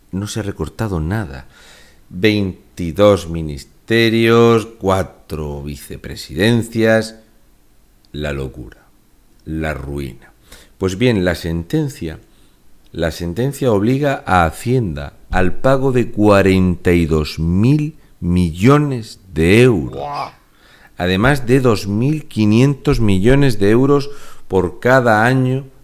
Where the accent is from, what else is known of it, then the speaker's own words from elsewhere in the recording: Region of Murcia, Spain; un murciano encabronado.